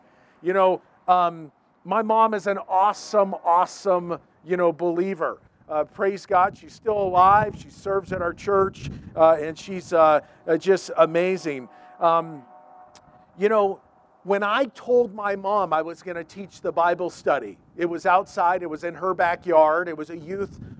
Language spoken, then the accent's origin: English; Yorba Linda, California, United States; I was born in Yorba Linda. It's a city in Orange County. It's like 25 minutes from Disneyland, okay? Born and raised there.